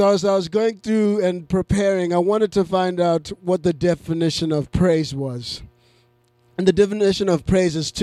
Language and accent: English; Zimbabwe; moved away; I grew up in Zimbabwe